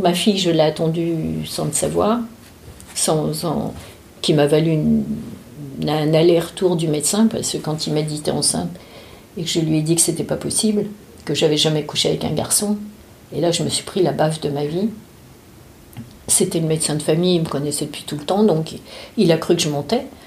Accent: Paris, Île-de-France, France; also born or lived in Drancy; Je suis née à Paris dans le 14e arrondissement.

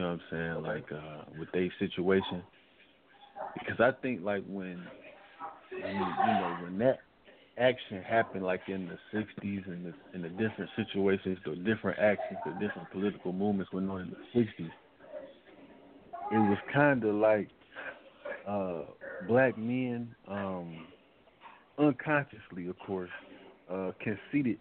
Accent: Detroit, Michigan, United States; growing up in Detroit

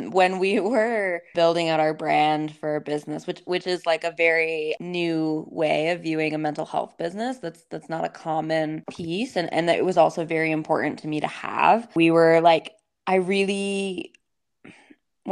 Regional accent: East Coast, United States; now in Salt Lake City, United States; I grew up on the East Coast and I live in Salt Lake City, Utah.

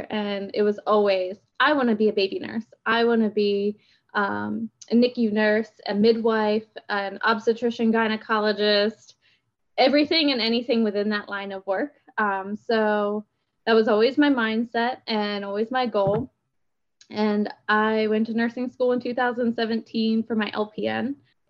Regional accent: Pennsylvania, United States; We moved down here from Pennsylvania 2 years ago.

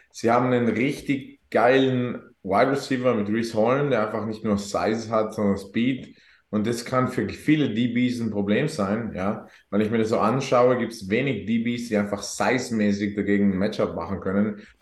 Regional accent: South Tyrol, Trentino-Alto Adige, Italy; bin waschechter Südtiroler.

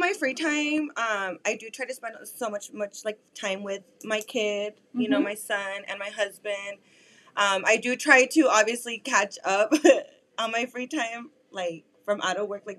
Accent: El Paso, Texas, United States; also born or lived in Corpus Christi, Texas / California; But I've really been half of my life in Cali. Now I've been here in El Paso. But I now consider myself, like, an El Pasano. Like, that's all I know is this city.

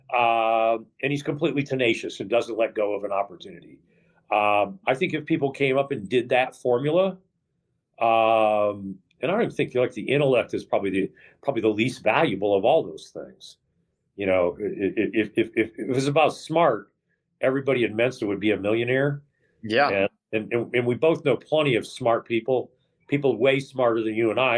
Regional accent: Dallas, Texas, United States; moved away as an adult; also born or lived in Western New York / Houston, Texas / Austin, Texas; now in California, United States; I moved to Texas when I was five, okay. and uh, and I and I lived in Texas uh, from five to forty four, uh, Dallas, a little bit in Houston

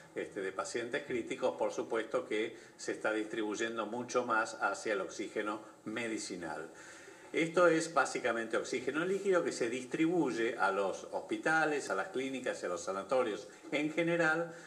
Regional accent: Argentina

